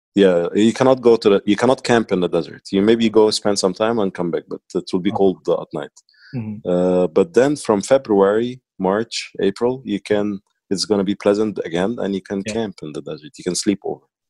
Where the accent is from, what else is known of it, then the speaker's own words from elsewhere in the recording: Cairo, Cairo Governorate, Egypt; accent: Egyptian; first language Arabic; English is a second language; moved away as an adult; now in United Arab Emirates; I'm from Egypt, mm-hmm. and um, I I grew up in Cairo